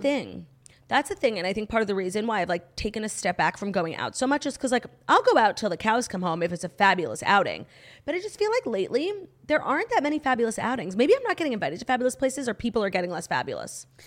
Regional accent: United States; being an American obsessed with the Royals

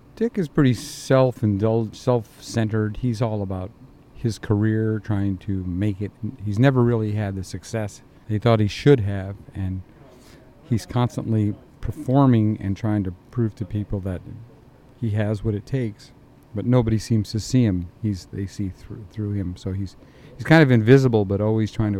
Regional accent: Indiana, United States; moved away; I'm from Indiana

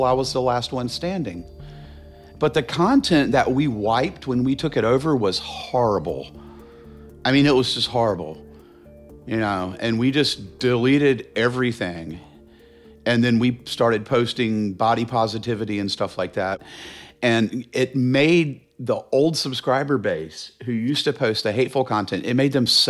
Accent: Charlotte, North Carolina, United States; I grew up in Charlotte

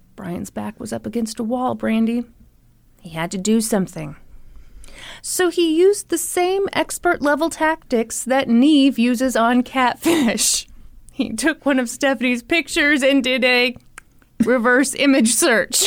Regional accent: the Bible Belt, United States; the two of us growing up in the Bible Belt

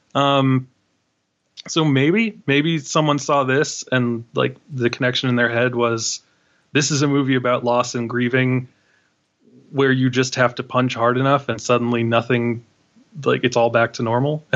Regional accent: New York City, New York, United States; I'm from Queens

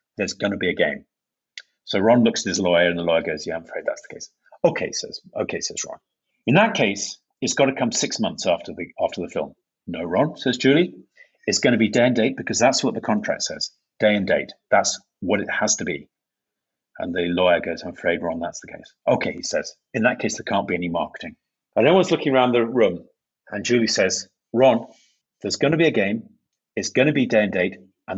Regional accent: York, Yorkshire and the Humber, United Kingdom; I come from the city of York in England

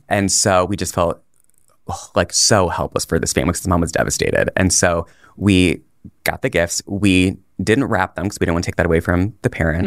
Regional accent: Puerto Rico; I'm Puerto Rican

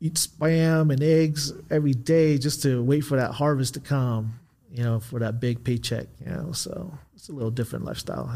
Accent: Southern California, United States; I grew up in California

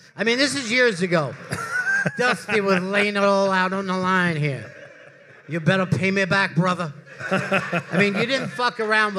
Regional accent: outside of Philadelphia, Pennsylvania, United States; moved away; also born or lived in Florida; I grew up outside of Philadelphia.

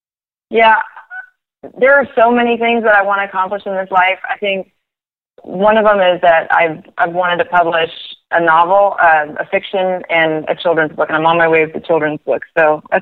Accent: Oregon, United States; born or raised there

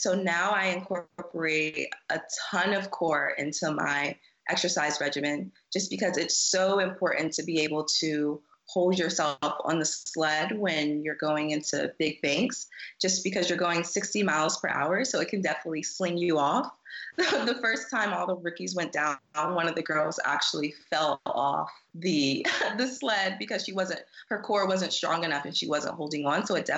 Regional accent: South Carolina, United States; moved away as an adult; also born or lived in Colorado; I'm from South Carolina

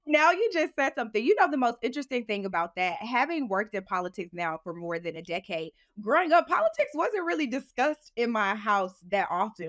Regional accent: St. Louis, Missouri, United States; moved away as an adult; also born or lived in Houston, Texas; growing up in Saint Louis, I grew up in a low income community

